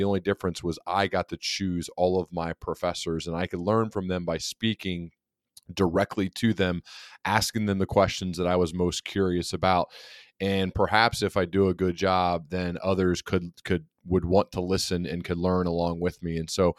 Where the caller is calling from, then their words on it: Dayton, Ohio, United States; I'm joining you from Dayton, Ohio.